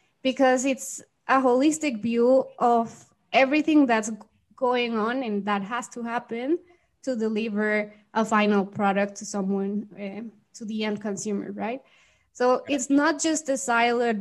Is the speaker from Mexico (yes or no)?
yes; Mexico; also born or lived in Guadalajara, Mexico; I am from Mexico, and I currently live here in Mexico in a city called Guadalajara.